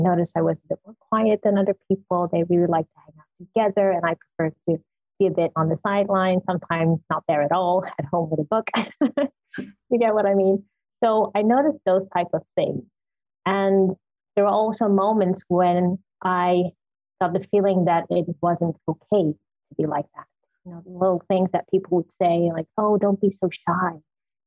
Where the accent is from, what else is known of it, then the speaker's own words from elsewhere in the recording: Suriname; I grew up in Suriname, in South America, in the tropics, and it's very warm culture